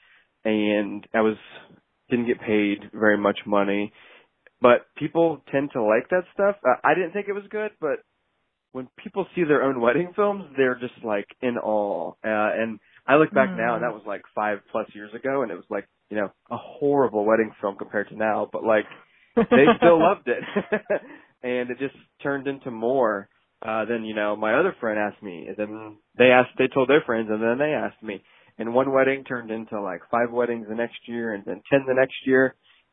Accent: Ohio, United States; also born or lived in Los Angeles, California; I'm from Ohio

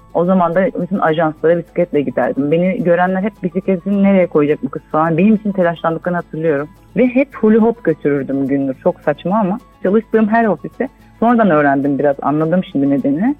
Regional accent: Istanbul, Turkey; also born or lived in England / United States; Ben Göztepe Bağdat Caddesi Özgürlük Parkı civarında büyüdüm

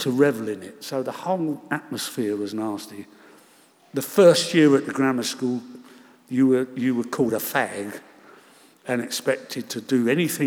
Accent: London, United Kingdom; also born or lived in Bedford Park, Chiswick; We shared a house in Shepherd's Bush, two families, as most of the houses in Shepherd's Bush were in those days.

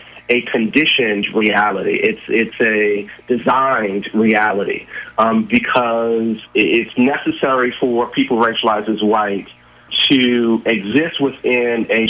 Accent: New York City, New York, United States; this is in Brooklyn, New York

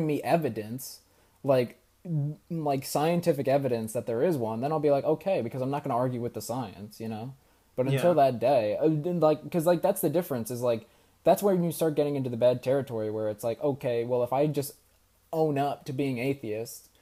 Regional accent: New York, United States; growing up in New York, you know, it's not as a, you know, religious place in general

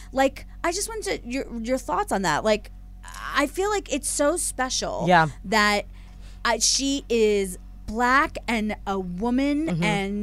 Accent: Philadelphia, Pennsylvania, United States; now in Los Angeles, United States; I'm from Philly and everything's pronounced wrong there.

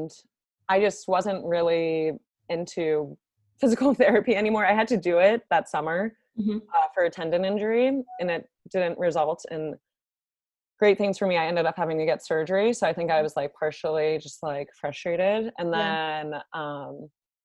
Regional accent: Northern Virginia, United States; I grew up in Northern Virginia, went to school at Virginia Tech, and then matched for my dietetic internship at UVA. And now I'm back in Virginia. So I've basically been in Virginia my whole life

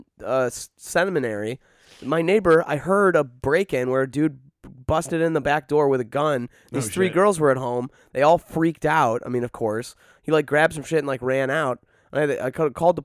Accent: Detroit, Michigan, United States; now in Chicago, United States; I grew up in Metro Detroit.

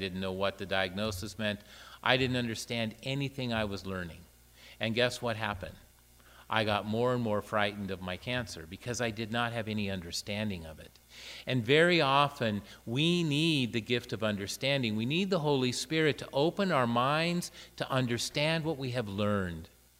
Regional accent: Iran; English is a second language; moved away; unable to speak a word of English. And knowing that I was representing Muslims because I was from Iran, how hard is that to understand?

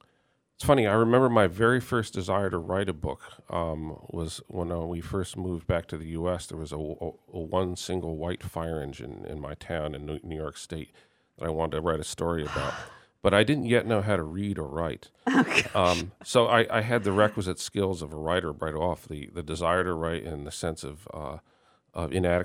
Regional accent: Germany; born there; Well, it's partly I was born in Germany to American parents, so I have a little bit of a connection by that way.

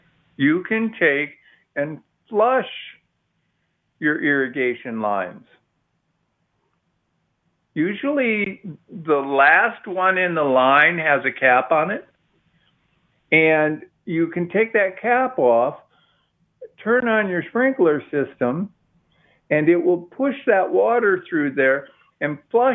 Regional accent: Midwest, United States; now in Austin, United States; when I was a kid, I grew up in the Midwest

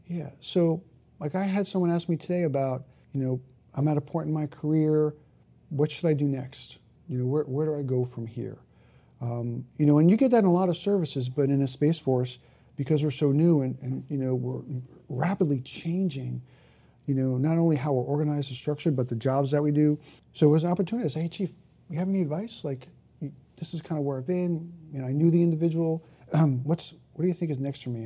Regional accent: Jersey City, New Jersey, United States; I grew up in Jersey City, New Jersey, right up the street from the Statue of Liberty

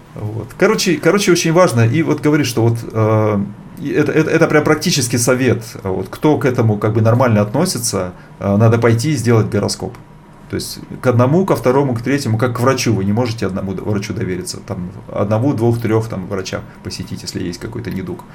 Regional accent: Bratsk, Irkutsk Oblast, Russia; moved away; also born or lived in India; Я сам из Братска

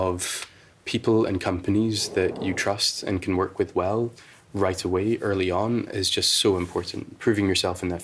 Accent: United Kingdom; we tend to take our time in the UK

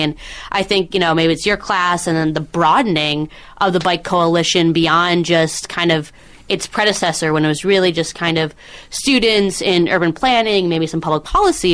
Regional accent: Minneapolis, Minnesota, United States; now in Los Angeles, United States; I grew up in Minneapolis

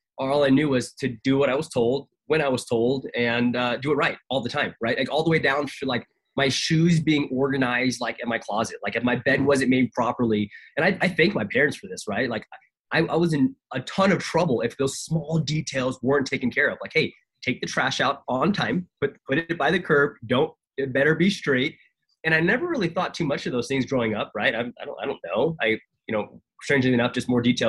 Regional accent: Tampa, Florida, United States; grew up in Tampa, Florida, man. I'm a military kid

